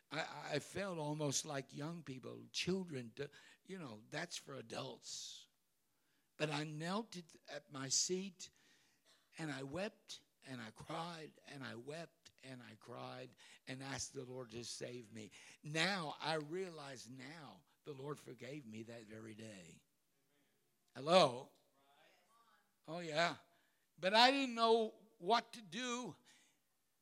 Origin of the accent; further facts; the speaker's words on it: Cincinnati, Ohio, United States; In that little storefront church that I was raised in Cincinnati